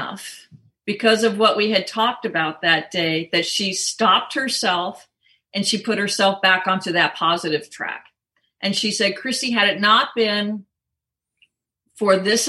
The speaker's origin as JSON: {"language": "English", "region": "Southern California", "country": "United States", "tie": "born or raised there", "moved": "yes", "said": "I grew up in Southern California and then lived quite a long time in California as well."}